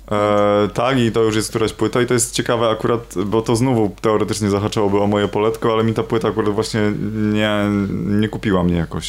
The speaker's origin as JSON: {"language": "Polish", "town": "Trąbki Wielkie", "region": "Pomeranian Voivodeship", "country": "Poland", "said": "ja pochodzę z trąbek wielkich"}